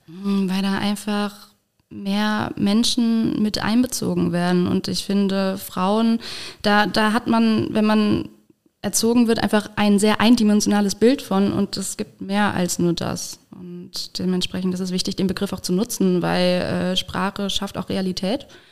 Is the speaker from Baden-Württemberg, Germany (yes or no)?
no; Saarland, Germany; now in Koblenz, Germany; Ich komme aus dem Saarland, ich bin gar kein Moselkind. Ich bin Saarkind.